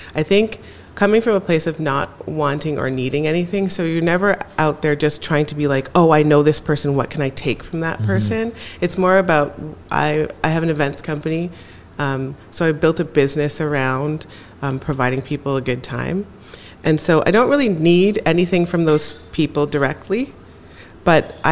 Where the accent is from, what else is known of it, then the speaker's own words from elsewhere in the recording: Jamaica; I'm also Jamaican